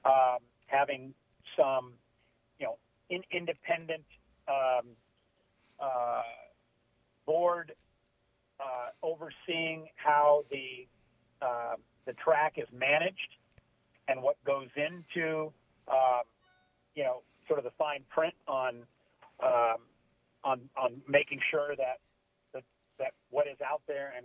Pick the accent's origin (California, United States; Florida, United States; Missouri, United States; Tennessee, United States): California, United States; Long Beach; I grew up growing up in Long Beach, Los Alamitos